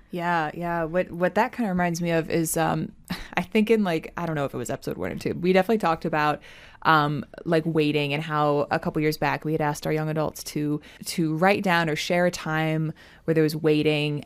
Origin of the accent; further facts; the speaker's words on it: Maryland, United States; I'm from Maryland.